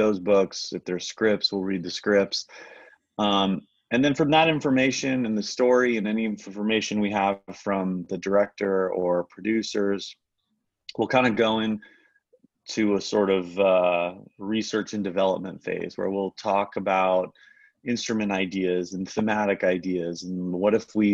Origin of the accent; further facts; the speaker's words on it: Los Angeles, California, United States; I'm born and raised in LA.